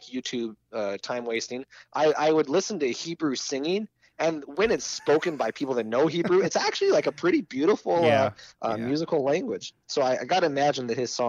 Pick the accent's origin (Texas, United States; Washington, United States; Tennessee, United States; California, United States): Texas, United States; moved away as an adult; also born or lived in Canada / Minnesota / Missouri; now in Lincoln, United States; I grew up in Texas, went to college in Minnesota, seminary in Missouri, and I was born in Canada before